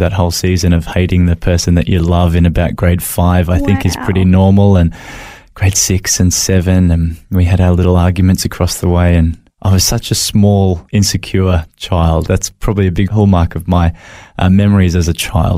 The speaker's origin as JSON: {"language": "English", "town": "Brisbane", "region": "Queensland", "country": "Australia", "tie": "born or raised there", "also_born_or_lived": "Macleay Island", "moved": "as an adult", "lives_now": "Gold Coast, Australia", "said": "I was born in Brisbane"}